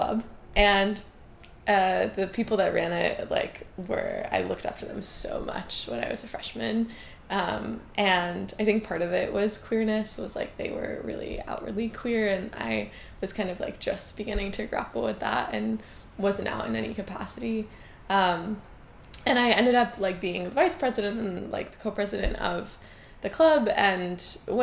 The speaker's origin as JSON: {"language": "English", "area": "Newton", "region": "Massachusetts", "country": "United States", "tie": "born or raised there", "also_born_or_lived": "Providence, Rhode Island", "moved": "yes", "lives_now": "New York City, United States", "said": "I grew up in kind of like an urban suburb of Boston. I was born in Providence and spent a few years there, but most of my childhood was in New Inn"}